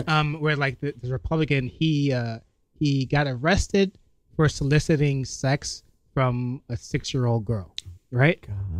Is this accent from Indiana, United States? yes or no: no; New York City, New York, United States; also born or lived in Albany, New York; I'm from Brooklyn